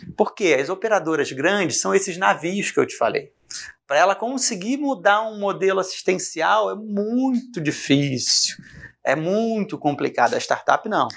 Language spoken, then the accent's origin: Portuguese; Rio de Janeiro, Brazil; moved away as an adult; now in Goiânia, Brazil; Sou carioca